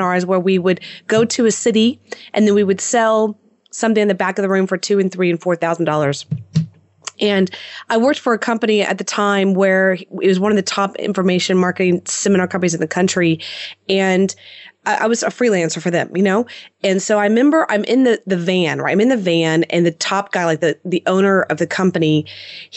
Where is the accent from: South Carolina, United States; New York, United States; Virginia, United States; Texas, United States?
Texas, United States; Houston; born and raised in Houston, Texas